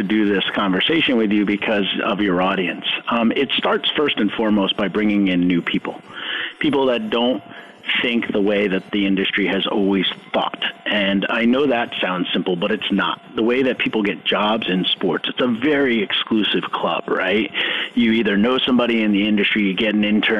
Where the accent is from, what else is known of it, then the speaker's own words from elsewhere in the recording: New York, United States; I grew up in New York